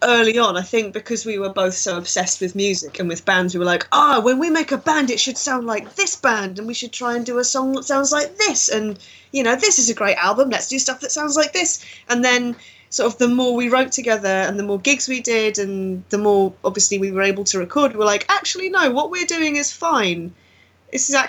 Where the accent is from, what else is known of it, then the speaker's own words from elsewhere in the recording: United Kingdom; We're such a horrible country